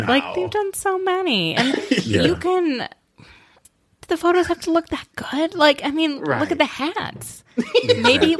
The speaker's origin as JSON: {"language": "English", "region": "Minnesota", "country": "United States", "said": "I'm from like Minnesota and I'm Jewish."}